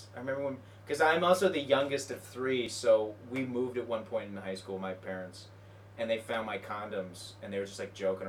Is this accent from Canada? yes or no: yes; Canada; Yeah, I'm Canadian.